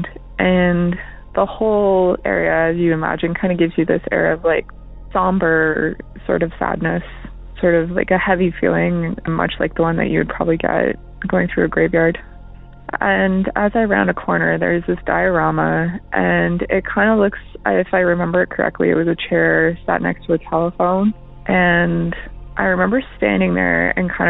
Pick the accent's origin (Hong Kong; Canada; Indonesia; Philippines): Canada; I'm from Canada